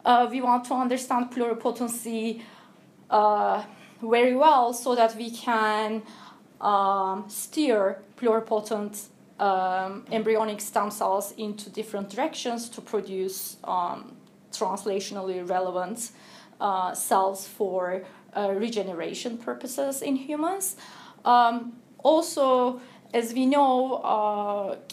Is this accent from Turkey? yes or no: yes; Turkey; moved away as an adult; also born or lived in United States; now in Cambridge, United Kingdom; I'm originally from Turkey